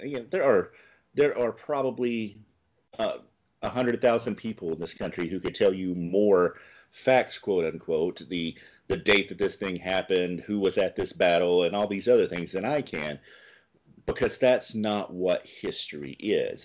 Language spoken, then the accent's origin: English; the South, United States; moved away as an adult; also born or lived in California; now in Milwaukee, United States; I come from the South